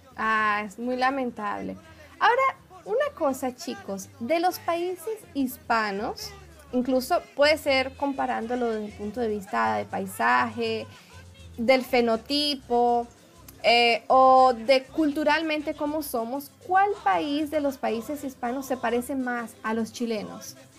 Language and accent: Spanish; Venezuela; moved away as an adult; now in Brazil; como venezolana, emigrante